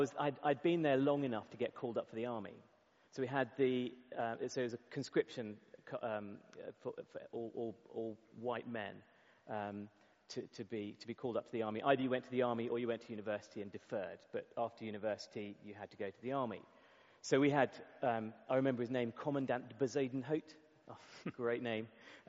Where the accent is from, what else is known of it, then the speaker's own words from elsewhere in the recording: England, United Kingdom; So as an English person, it was at times really difficult to be recognized for school sports, to be recognized for responsibilities